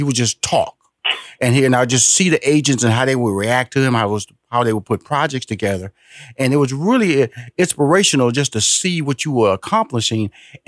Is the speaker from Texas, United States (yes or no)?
yes; Houston, Texas, United States; Just talking to this, and you was in Chicago, and I grew up in Houston, but we were basically the same age